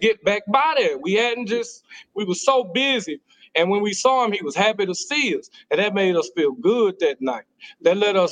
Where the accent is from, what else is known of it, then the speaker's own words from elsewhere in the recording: Dallas, Texas, United States; I'm from Oak Cliff